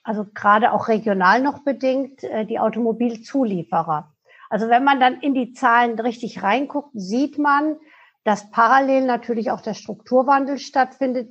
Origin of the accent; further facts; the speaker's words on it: Germany; wir als Deutsche